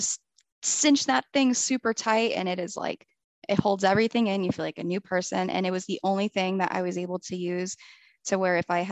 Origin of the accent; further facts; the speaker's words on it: New Jersey, United States; moved away as an adult; now in Florida, United States; I'm from New Jersey, born and raised